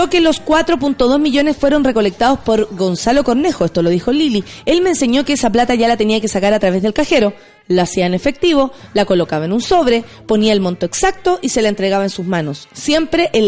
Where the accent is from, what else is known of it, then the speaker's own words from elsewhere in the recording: Peñalolén, Santiago Metropolitan Region, Chile; Yo soy oriundo de Peñalolén.